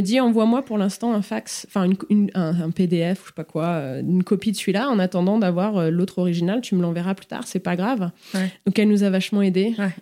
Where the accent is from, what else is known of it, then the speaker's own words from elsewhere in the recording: Lyon, Auvergne-Rhône-Alpes, France; moved away as an adult; also born or lived in Paris / Singapore; now in Chicago, United States; je viens de Lyon. J'étais Lyon, je suis partie à dix-huit ans, j'étais à Paris, après, je suis partie en Asie